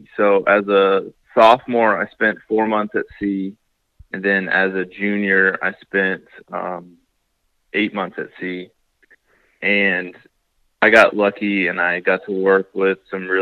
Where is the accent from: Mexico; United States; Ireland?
United States; Columbia, South Carolina; I grew up in Columbia, South Carolina, which is not on the coast